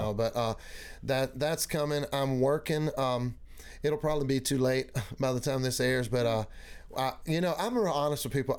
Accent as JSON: {"language": "English", "region": "Mississippi", "country": "United States", "tie": "born or raised there", "also_born_or_lived": "Grenada, Mississippi / Kosciusko, Mississippi / Meridian, Mississippi", "moved": "as an adult", "lives_now": "Tennessee, United States", "said": "I did all, all of my growing up in Mississippi"}